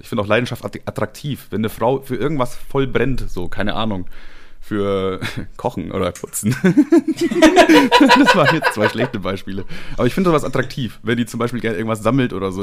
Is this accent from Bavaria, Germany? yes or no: yes; Ammertal, Bavaria, Germany; ich bin in Ammertal aufgewachsen, einem kleinen Dorf in ähm, Bayern